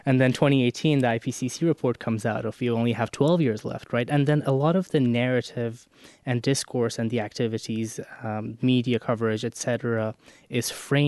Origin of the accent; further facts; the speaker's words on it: Iran; I'm from Iran.